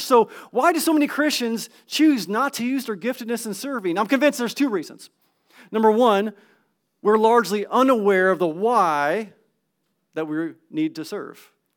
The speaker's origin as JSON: {"language": "English", "region": "California", "country": "United States", "moved": "yes", "said": "I'm from California."}